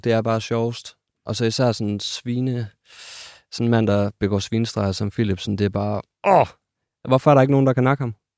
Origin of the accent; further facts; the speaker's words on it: West Jutland, Central Denmark Region, Denmark; Jeg er jo fra Vestjylland